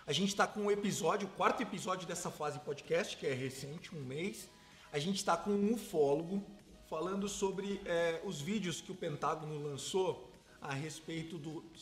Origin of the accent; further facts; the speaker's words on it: Sorocaba, São Paulo, Brazil; e eu sou sorocabano, que não